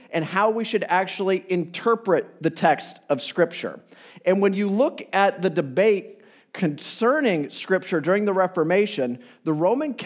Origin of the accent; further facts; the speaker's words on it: Iowa, United States; now in Chicago, United States; I am from the Midwest, Iowa via Chicago